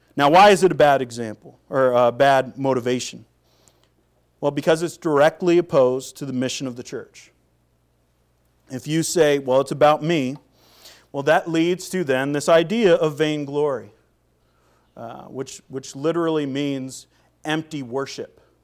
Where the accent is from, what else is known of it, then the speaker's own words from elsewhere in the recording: Seattle, Washington, United States; moved away as an adult; also born or lived in Minnesota / North Carolina; I'm from Seattle